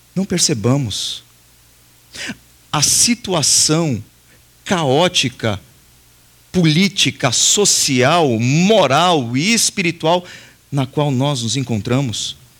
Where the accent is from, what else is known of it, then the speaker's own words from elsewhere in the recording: Brazil; nós fazemos parte desse povo, nós somos brasileiros